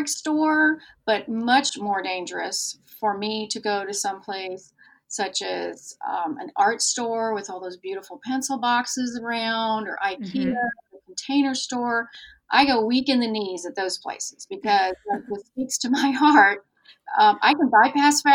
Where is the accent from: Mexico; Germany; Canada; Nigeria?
Germany; moved away; I grew up in Germany